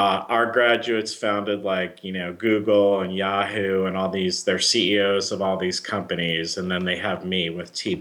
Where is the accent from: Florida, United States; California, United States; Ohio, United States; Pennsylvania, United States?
Florida, United States; moved away as an adult; now in Chicago, United States; I'm from Florida, and I worked for the Miami office